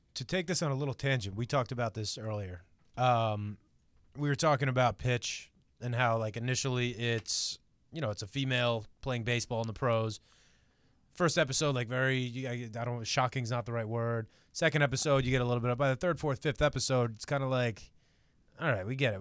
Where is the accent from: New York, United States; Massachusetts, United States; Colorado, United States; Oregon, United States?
New York, United States; I'm from New York